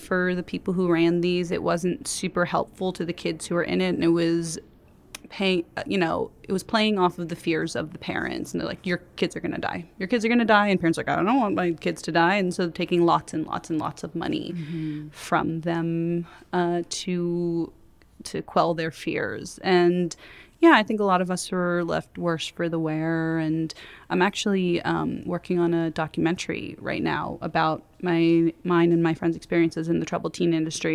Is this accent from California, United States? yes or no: yes; Los Angeles, California, United States; I grew up in West